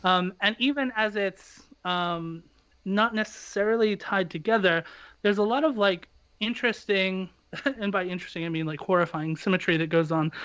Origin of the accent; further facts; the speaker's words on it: United States; as an American